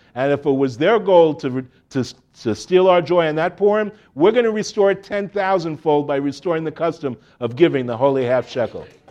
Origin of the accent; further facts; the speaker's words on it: Miami Beach, Florida, United States; moved away as an adult; now in Jerusalem, Israel; I grew up in Miami, Miami Beach.